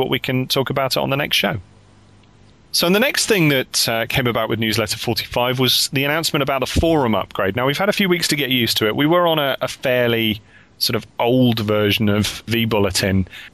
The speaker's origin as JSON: {"language": "English", "country": "United Kingdom", "said": "we're all from the United Kingdom and we're all sort of talking here from the different parts of the United Kingdom on Skype"}